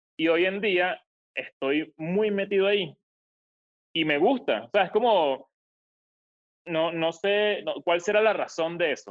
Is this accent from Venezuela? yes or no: yes; Venezuela; moved away; desde que salí de Venezuela